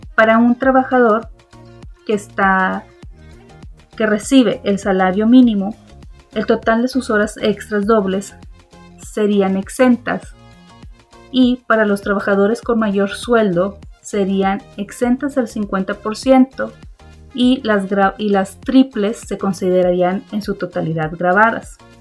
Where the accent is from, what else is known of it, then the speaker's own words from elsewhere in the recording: Mexico; como mexicanos